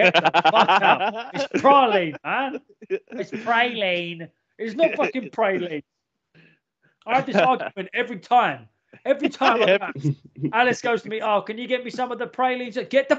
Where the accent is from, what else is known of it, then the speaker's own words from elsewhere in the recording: England, United Kingdom; I'm not British. I'm English.